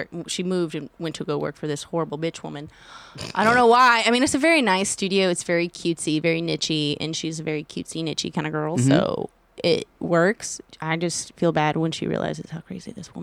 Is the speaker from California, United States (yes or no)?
no; Houston, Texas, United States; I'm from Houston.